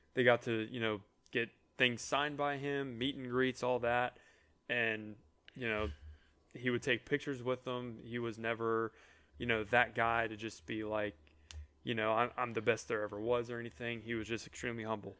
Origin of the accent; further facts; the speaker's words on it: Atlanta, Georgia, United States; when you're growing up in Atlanta and you're in a, and you're a Braves fan